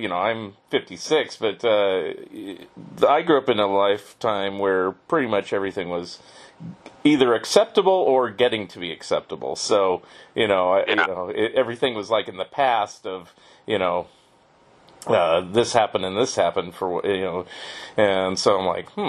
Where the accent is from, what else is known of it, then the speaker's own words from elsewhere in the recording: California, United States; I'm from California.